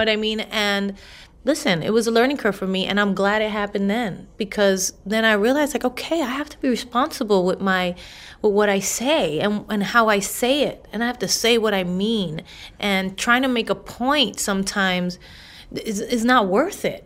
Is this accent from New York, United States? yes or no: yes; New York City, New York, United States; I'm a girl from the Bronx